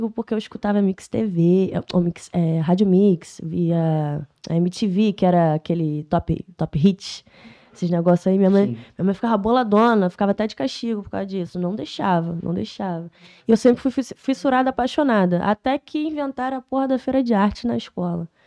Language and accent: Portuguese; Rio do Ouro, Rio de Janeiro, Brazil; A minha infância foi no Rio do Ouro, tá ligado? Eu morei lá até meus 12 anos de idade.